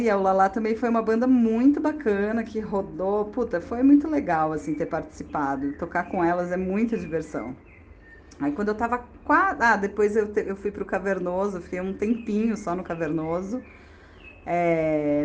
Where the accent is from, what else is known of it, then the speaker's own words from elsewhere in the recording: Campinas, São Paulo, Brazil; also born or lived in Porto Alegre / Curitiba; now in Brasília, Brazil; voltei para casa dos meus pais lá em Campinas